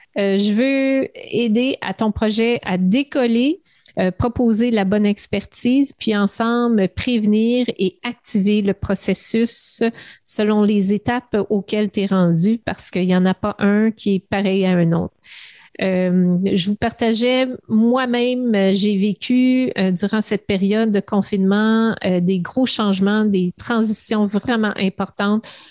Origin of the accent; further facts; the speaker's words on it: Montreal, Quebec, Canada; je viens du, du West Island, euh, l'ouest de Montréal. J'ai grandi dans une belle banlieue